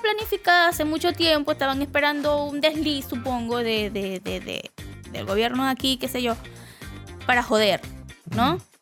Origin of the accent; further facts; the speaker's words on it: Venezuela; now in Chile; me fui de Venezuela